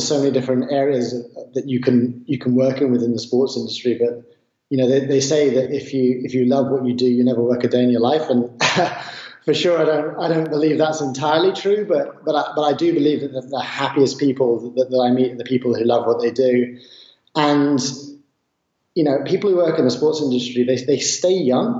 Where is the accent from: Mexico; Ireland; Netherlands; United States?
Ireland; Southwest Ireland; I grew up in Southwest Ireland by the beach